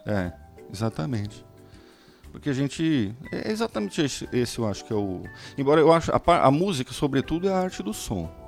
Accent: Brazil

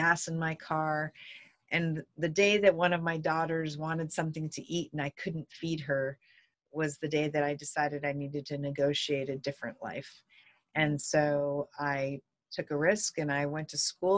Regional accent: North Central Montana, United States; I grew up in this little tiny town in North Central Montana in the United States

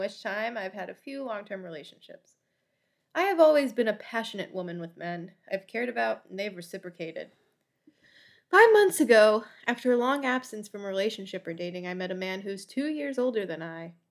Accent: Florida, United States; I'm from Florida

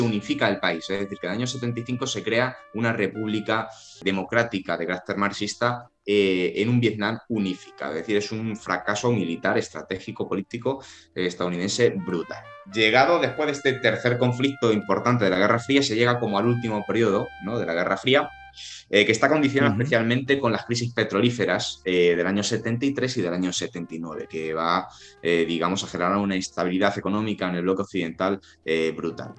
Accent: Spain

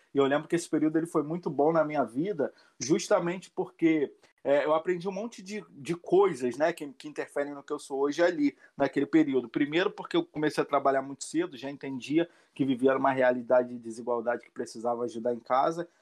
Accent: Rio de Janeiro, Brazil; Sou do Complexo do Alemão a vida inteira é, minha infância aqui nesse lugar, desde criança

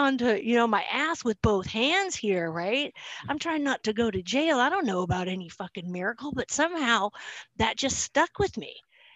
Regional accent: Salem, Oregon, United States; I'm from Salem, Oregon

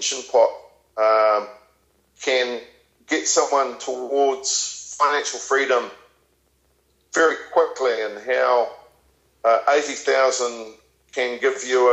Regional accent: New Zealand; moved away as an adult; now in England, United Kingdom; I'm a New Zealander originally. I left New Zealand in the mid-2000s, and I chose to come over this side of the world, and I've chose to live in England specifically.

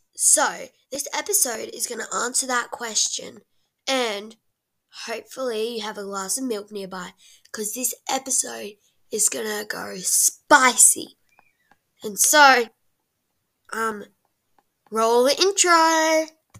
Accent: Boston, Massachusetts, United States; I'm from Boston, Massachusetts. I am six years old

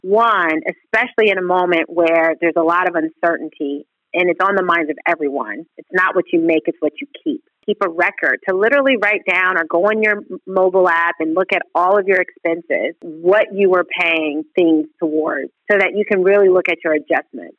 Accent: Texas, United States; also born or lived in Rochester / New Jersey; we moved from Rochester to Texas when I was in the fifth grade.

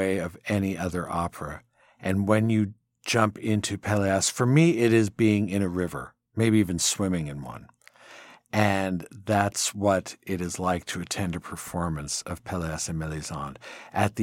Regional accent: California, United States; I'm from California

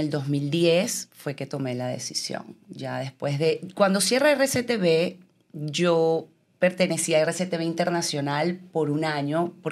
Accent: Venezuela; moved away as an adult; yo pensé que yo iba a poder continuar ejerciendo mi profesión en mi país. Realmente para mí nunca fue una meta irme de Venezuela. Yo me sentía demasiado bien en mi país.

